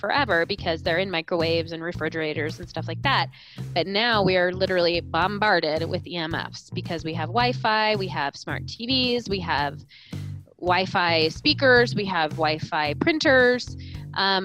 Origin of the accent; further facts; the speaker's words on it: Colorado, United States; I was born and raised in Colorado, so I grew up with a very sort of holistic mindset